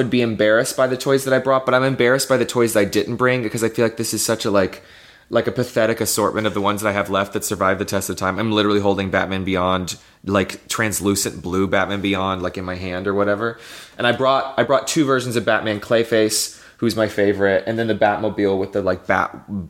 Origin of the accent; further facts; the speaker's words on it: the South, United States; I grew up in the South, and, you know, part of our culture there is to just shove everything down and not talk about things and pretend everything's okay.